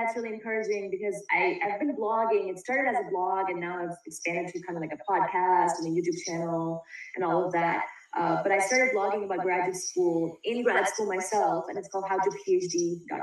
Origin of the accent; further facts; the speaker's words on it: India; moved away as an adult; now in United States; I came over from India to go to college here.